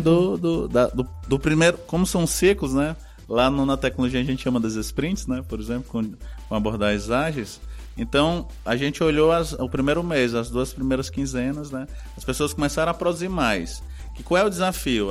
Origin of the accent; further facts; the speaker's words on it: Northeast Region, Brazil; a gente vem do Nordeste